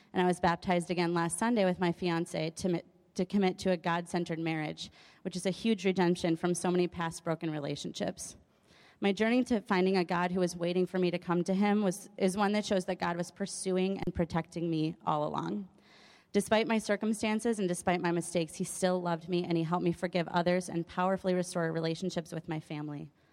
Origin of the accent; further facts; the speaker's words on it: Madison, Wisconsin, United States; I was born in Madison in an atheist home